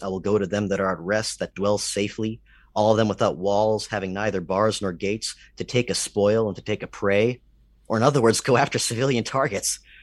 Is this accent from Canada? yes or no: yes; Canada; I'm Canadian